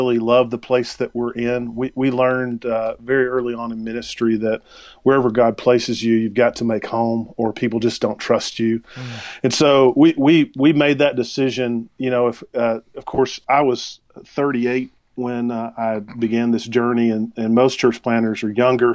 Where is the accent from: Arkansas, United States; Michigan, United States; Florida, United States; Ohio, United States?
Arkansas, United States; moved away as an adult; also born or lived in Dallas-Fort Worth, Texas; now in Spearfish, United States; mostly small town. That's where I grew up in Arkansas